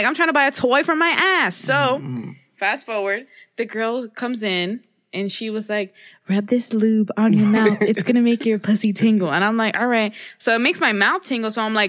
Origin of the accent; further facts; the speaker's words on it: Miami, Florida, United States; where I grew up in Miami, it's very, everyone's Cuban. I'm Cuban.